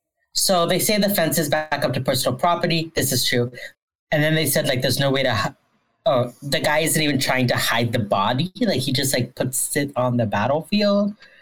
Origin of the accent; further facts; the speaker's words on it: Pennsylvania, United States; I grew up near Gettysburg.